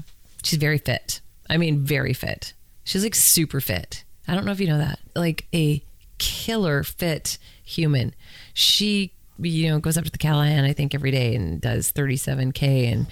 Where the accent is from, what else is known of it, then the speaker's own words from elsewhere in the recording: St. Albert, Alberta, Canada; also born or lived in Edmonton, Alberta; I was born in Edmonton, Alberta, but I grew up in St. Albert, Alberta